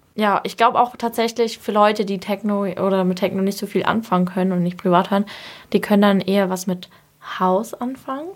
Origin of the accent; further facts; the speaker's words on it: Bavaria, Germany; now in Dresden, Germany; Ich komme ja aus Bayern